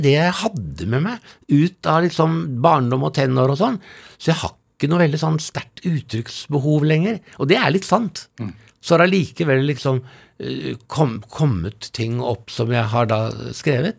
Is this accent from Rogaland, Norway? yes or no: no; Oslo, Norway; Jeg vokste opp på Tonsenhagen i, i Oslo. Ja. Fra jeg var tre til jeg var 13